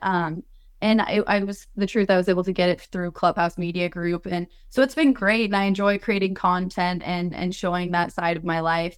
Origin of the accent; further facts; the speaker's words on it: Colorado, United States; I'm from Colorado originally